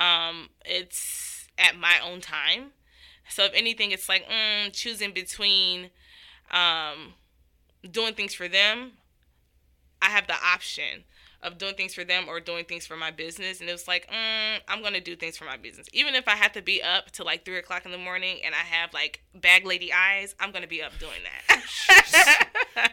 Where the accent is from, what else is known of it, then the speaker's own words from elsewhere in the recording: Miami, Florida, United States; I'm from Miami, Florida